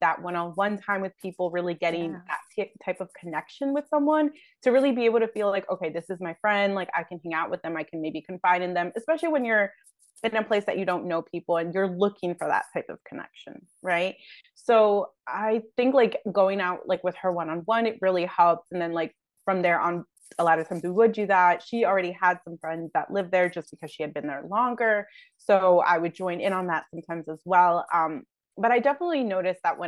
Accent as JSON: {"language": "English", "region": "New Jersey", "country": "United States", "tie": "born or raised there", "also_born_or_lived": "Barcelona", "moved": "as an adult", "said": "I grew up in New Jersey"}